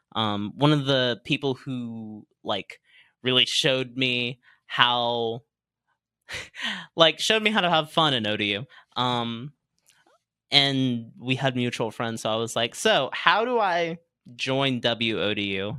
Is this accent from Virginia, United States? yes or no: yes; Virginia Beach, Virginia, United States; also born or lived in Norfolk, Virginia; Born in Norfolk. Raised in mainly Virginia Beach